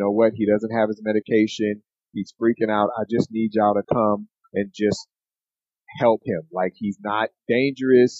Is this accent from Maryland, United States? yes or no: no; Oakland, California, United States; Growing up in Oakland